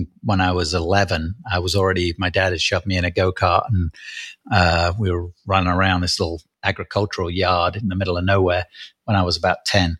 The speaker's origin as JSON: {"language": "English", "region": "England", "country": "United Kingdom", "said": "I'm English, so I write in UK English."}